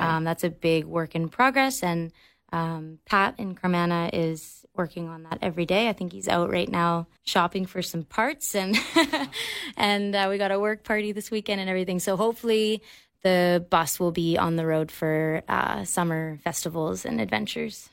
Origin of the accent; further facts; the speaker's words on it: Victoria, British Columbia, Canada; also born or lived in Halifax, Nova Scotia; they moved us out here, our, our family of five, out here when uh, my siblings and I were kids. So I grew up in Victoria.